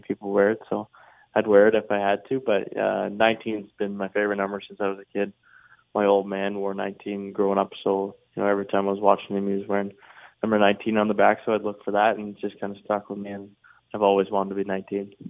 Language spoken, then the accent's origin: English; near Halifax, Nova Scotia, Canada; I've been back home in the valley in my hometown, uh, living there, spending lots of time with my friends and family, and then every day I've been going up to Halifax